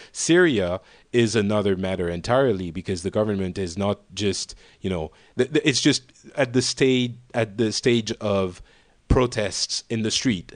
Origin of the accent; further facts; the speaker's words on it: Paris, Île-de-France, France; I'm from Paris